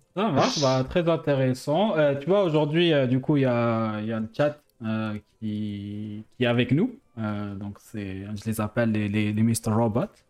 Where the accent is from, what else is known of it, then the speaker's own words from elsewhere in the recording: Algiers, Algiers Province, Algeria; now in France; j'ai grandi en Algérie, ensuite, je suis venu en France